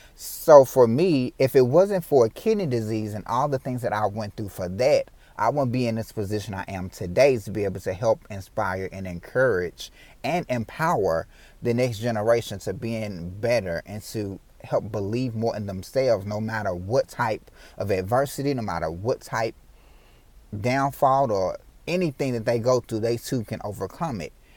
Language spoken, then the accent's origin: English; Memphis, Tennessee, United States; I was born and raised in Memphis, Tennessee